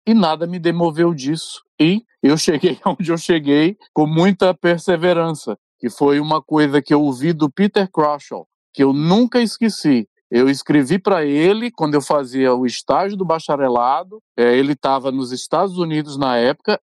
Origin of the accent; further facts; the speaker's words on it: São Luís, Maranhão, Brazil; nascido e criado no Maranhão